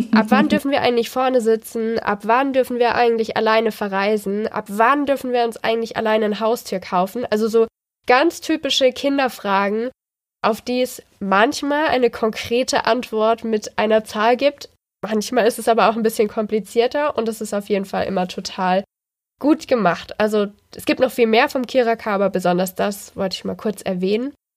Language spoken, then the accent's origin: German; Baden-Württemberg, Germany; wie Gemeinschaftskunde hieß das bei uns in Baden-Württemberg